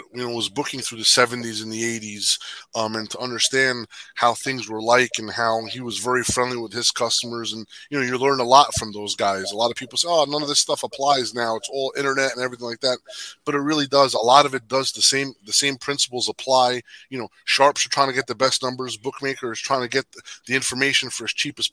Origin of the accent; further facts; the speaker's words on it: Jersey City, New Jersey, United States; I was born and raised in Jersey City.